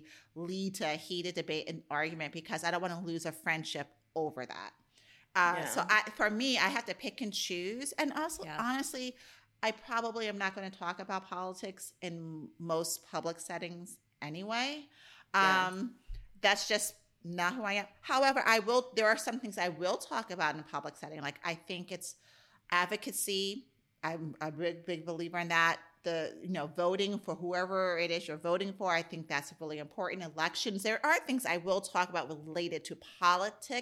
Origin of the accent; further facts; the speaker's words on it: United States; I love being an American